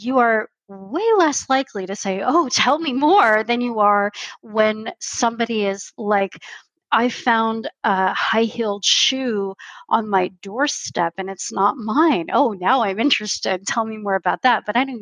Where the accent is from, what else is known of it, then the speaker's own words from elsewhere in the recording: California, United States; moved away as an adult; now in Canada; I didn't just grow up in America. I grew up in California